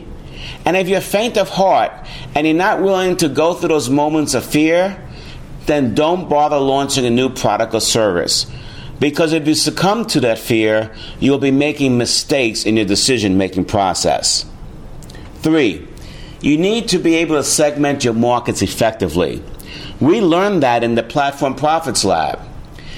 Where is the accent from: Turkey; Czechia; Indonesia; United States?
United States; New York City, New York; my hometown, New York City